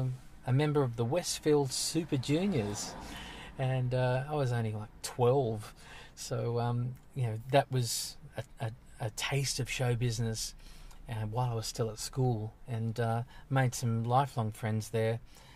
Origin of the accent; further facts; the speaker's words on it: Sydney, New South Wales, Australia; Western suburbs. Guildford. It's a working class area. It was a fantastic place to grow up in.